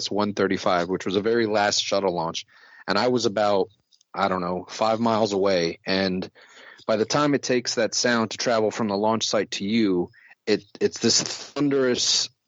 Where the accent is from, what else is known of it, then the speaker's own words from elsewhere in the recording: Silver Spring, Maryland, United States; also born or lived in Washington, D.C.; I was born in DC. I grew up in the suburbs in Silver Spring, Maryland.